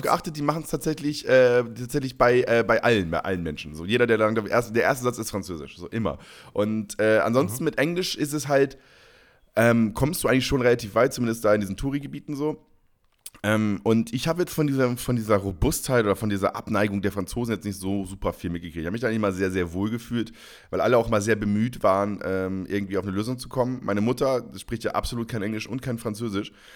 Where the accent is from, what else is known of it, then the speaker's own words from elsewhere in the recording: Northern Germany, Germany; now in Bavaria, Germany; als Norddeutscher